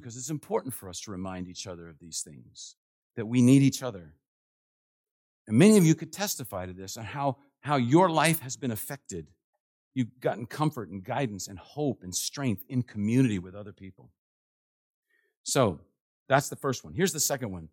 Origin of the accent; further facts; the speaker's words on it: Washington, District of Columbia, United States; I'm from Washington, D C, and it's, goes strong in my blood